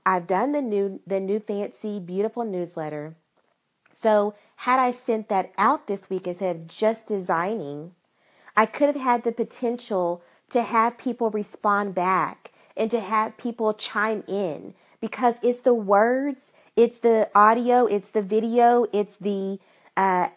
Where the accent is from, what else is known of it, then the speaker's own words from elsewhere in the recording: Arkansas, United States; I am from Arkansas